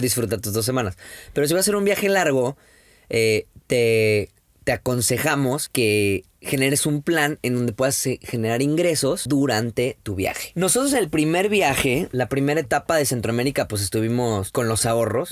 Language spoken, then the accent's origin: Spanish; Mexico; como buen mexicano